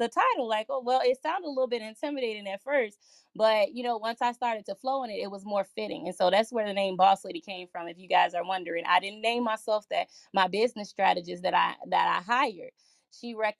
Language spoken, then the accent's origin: English; Gary, Indiana, United States; moved away as an adult; also born or lived in Chicago, Illinois; now in Minnesota, United States; So I was born in Chicago, Illinois. I moved to Gary, Indiana when I was 9 years old. And then following living there for an extended period of time, about 28, I decided to move to Minnesota